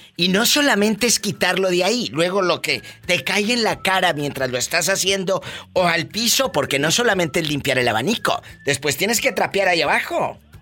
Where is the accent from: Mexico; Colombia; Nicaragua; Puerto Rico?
Mexico; Matamoros, Tamaulipas; ahí en mi tierra, en Matamoros, Tamaulipas